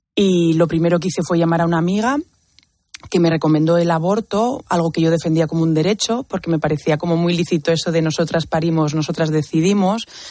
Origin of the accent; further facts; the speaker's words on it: Basque Country, Spain; en mi adolescencia, pues había mucha violencia en el País Vasco, de donde vengo.